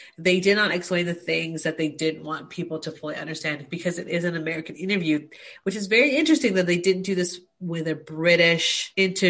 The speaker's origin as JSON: {"language": "English", "country": "Australia", "tie": "born or raised there", "also_born_or_lived": "United States", "said": "No shade to Americans. I'm married to one, but I also lived in the US for years. But being Australian, I grew up learning about the monarchy."}